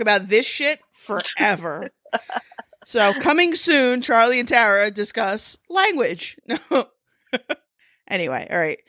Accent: United States; I'm American

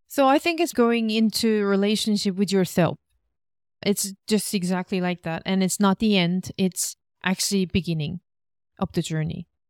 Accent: South Korea; moved away as an adult; also born or lived in Australia; Korean staple foods 'cause that reminds me of my hometown.

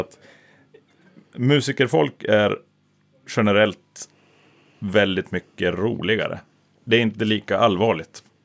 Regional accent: Norrland, Sweden; Vi är norrlänningar

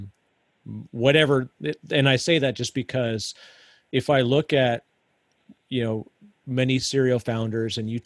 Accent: Canada; As a Canadian, my Canadianism still come out

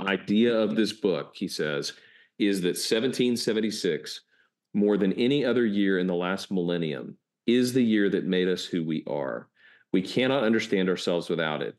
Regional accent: United States; we're American

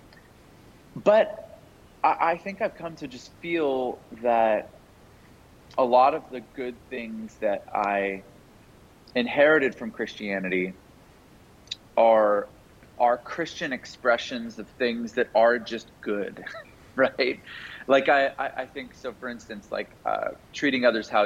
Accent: Canada; now in United States; I grew up in Canada. I live in the U.S. now.

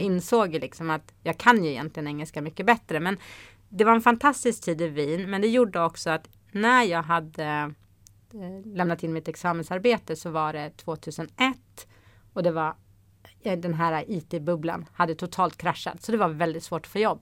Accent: Haninge, Stockholm County, Sweden; moved away as an adult; also born or lived in Luleå; Jag är uppvuxen i Haninge

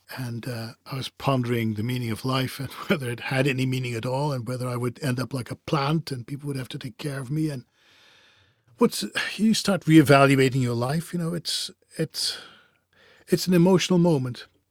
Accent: Netherlands; I come from the Europe, specifically the Netherlands. I speak different languages.

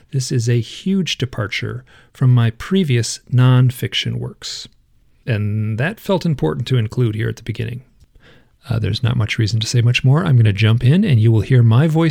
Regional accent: Michigan, United States; I am from Michigan. So I was born and raised in the Midwest.

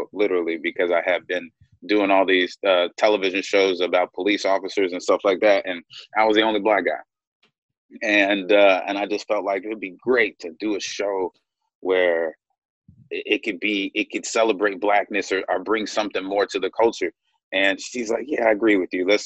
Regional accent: Louisville, Kentucky, United States; moved away as an adult; also born or lived in Cleveland, Ohio / Chicago; I grew up in Louisville, Kentucky

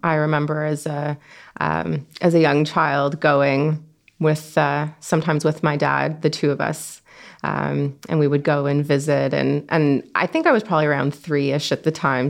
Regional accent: Toronto, Ontario, Canada; born and raised in Toronto.

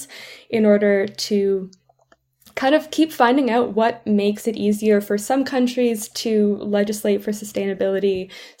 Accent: Canada; moved away as an adult; also born or lived in St Andrews, Scotland; I'm from Canada

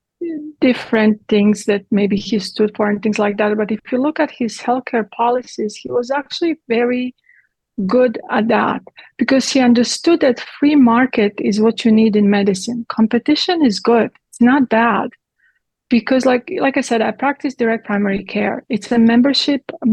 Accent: Split, Split-Dalmatia County, Croatia; English is a second language; moved away as an adult; also born or lived in Italy; now in Texas, United States; I grew up in Croatia, in Yugoslavia, in communism.

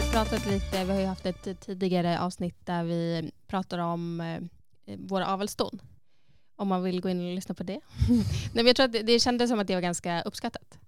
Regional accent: Sweden; moved away as an adult; now in Iceland; när jag fortfarande var hemma i Sverige, alltså innan egentligen jag flyttade till Island

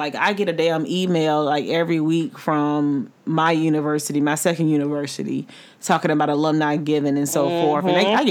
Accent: Florida, United States; moved away; I'm from Florida and I stay in Florida.

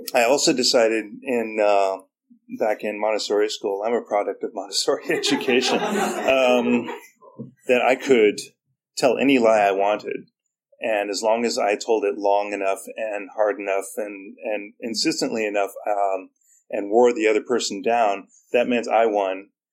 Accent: San Francisco, California, United States; moved away; also born or lived in Alaska; I'm from San Francisco

